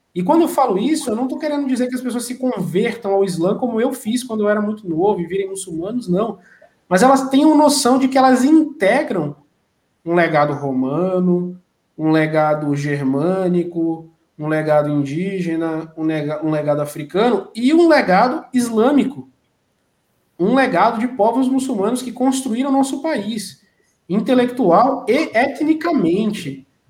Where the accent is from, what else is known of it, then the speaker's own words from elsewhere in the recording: Northeast Region, Brazil; now in Barretos, Brazil; eu que venho do Nordeste